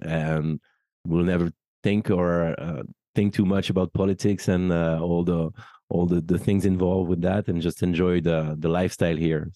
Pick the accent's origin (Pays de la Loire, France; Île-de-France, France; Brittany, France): Île-de-France, France; Paris; also born or lived in United Kingdom; I'm French. I'm, I'm born and raised in Paris